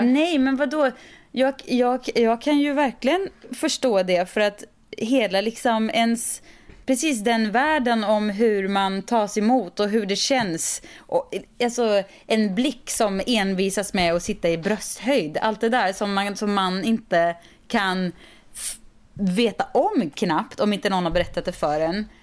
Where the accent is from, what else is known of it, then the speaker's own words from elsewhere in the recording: Sweden; also born or lived in California; vi svenskar